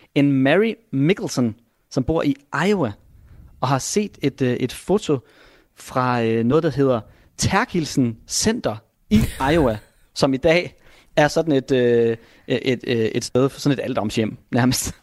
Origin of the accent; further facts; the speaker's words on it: Vendsyssel, North Denmark Region, Denmark; vendelbosk heroppe, hvor jeg kommer fra